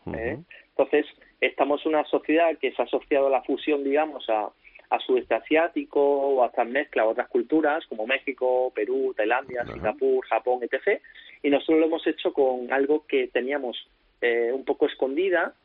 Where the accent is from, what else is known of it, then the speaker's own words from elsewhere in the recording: Córdoba, Andalusia, Spain; moved away as an adult; also born or lived in Valencia; en mi ciudad, con mi gente, en mi tierra